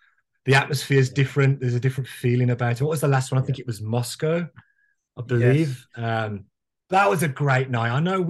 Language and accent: English; Woodgate/Oldbury area near Quinton, Birmingham, West Midlands, United Kingdom; accent: Brummie; now in Toronto, Canada; I grew up in Worley, if anyone knows it, just outside of Albury, Quinton, in between the two, I guess. So I grew up there.